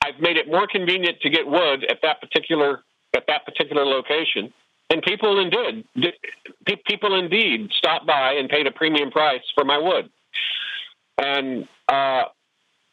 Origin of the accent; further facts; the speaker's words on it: Oklahoma, United States; where I grew up in Oklahoma